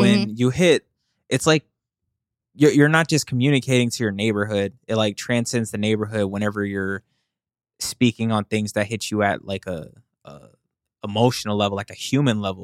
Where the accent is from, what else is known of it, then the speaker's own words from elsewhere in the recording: the South, United States; when I grew up, I'm from the South